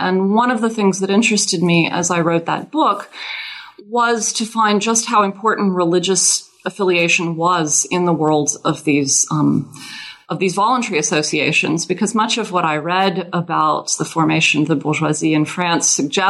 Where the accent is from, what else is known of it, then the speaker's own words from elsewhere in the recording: Louisiana, United States; moved away as an adult; now in South Carolina, United States; I am originally from Louisiana, and that has everything to do with my having become a French historian. I learned French as a child in Louisiana. I'm not from a Cajun French-speaking family